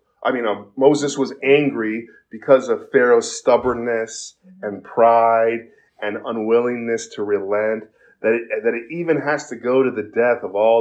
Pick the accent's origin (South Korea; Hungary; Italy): South Korea; now in United States; when I was growing up in Korea